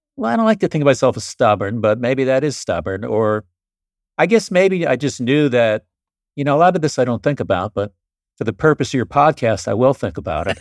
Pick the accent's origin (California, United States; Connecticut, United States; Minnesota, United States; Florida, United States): Florida, United States; also born or lived in New York; I was born in New York, and then when I was eight, we all moved down to Florida